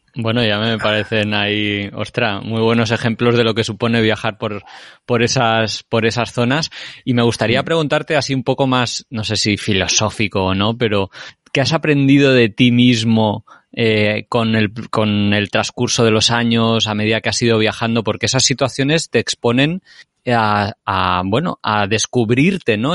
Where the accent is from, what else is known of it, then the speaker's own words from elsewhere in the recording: Spain; nosotros que somos españoles, tenemos un campo de entrenamiento excelente en España